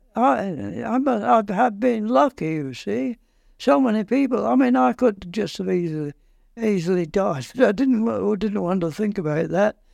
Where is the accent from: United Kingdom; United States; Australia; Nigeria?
United Kingdom; Lancashire, North West England; moved away as an adult; also born or lived in Kingston upon Thames, England; now in Port Erin, Isle of Man; I'm not a Londoner, I'm from Lancashire.